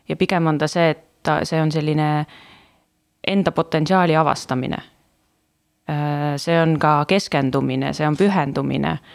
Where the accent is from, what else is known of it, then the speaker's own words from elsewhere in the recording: Estonia; Äh, ma olen väiksest linnast pärit, et äh, seal ei olnud liiga palju valida, nagu võib-olla praegu Tallinnas on ju